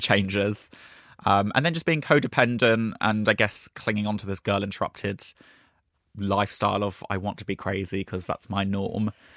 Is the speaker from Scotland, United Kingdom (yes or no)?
no; Brighton, South East England, United Kingdom; moved away; also born or lived in London; which is my hometown.